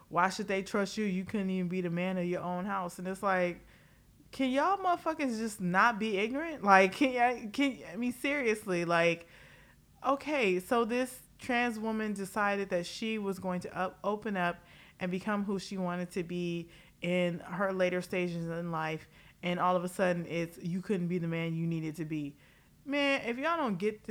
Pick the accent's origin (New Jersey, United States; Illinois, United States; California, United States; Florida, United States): California, United States; Los Angeles; I am a Californian, okay? Los Angeles, California, and I was there for Governor Schwarzenegger